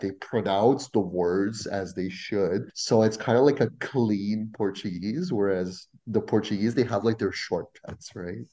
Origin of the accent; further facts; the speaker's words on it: small town just outside of Ottawa, Ontario, Canada; first language French; English is a second language; also born or lived in Quebec; i was raised in a small town just outside of ottawa